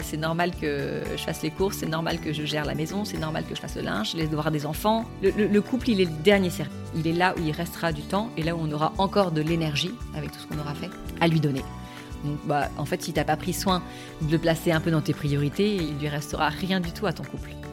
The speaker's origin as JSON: {"language": "French", "town": "Toulon", "region": "Provence-Alpes-Côte d'Azur", "country": "France", "said": "je viens de Toulon"}